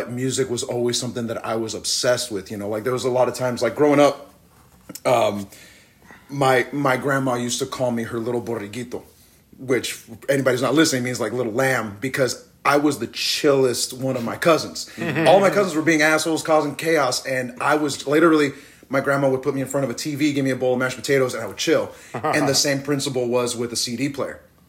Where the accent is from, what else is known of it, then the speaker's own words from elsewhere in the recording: Riverside, California, United States; I'm from Riverside, California.